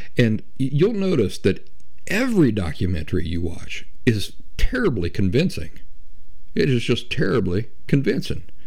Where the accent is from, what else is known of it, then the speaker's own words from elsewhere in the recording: Appalachia, United States; I grew up in the Appalachian backwoods